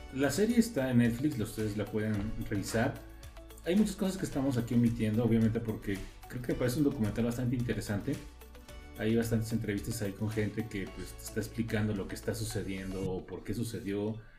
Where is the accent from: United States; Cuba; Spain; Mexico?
Mexico; en su momento llegué a ver las aventuras de Fly en México, ah. cuando pues, estaba más joven